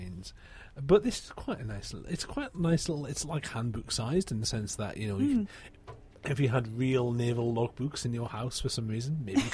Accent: United Kingdom; as a British person

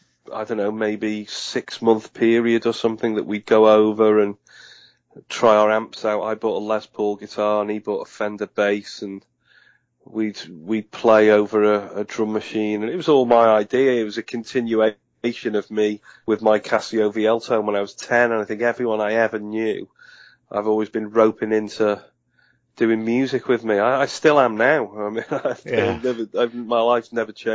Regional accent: Liverpool, North West England, United Kingdom; I was from Liverpool. I was born in Liverpool

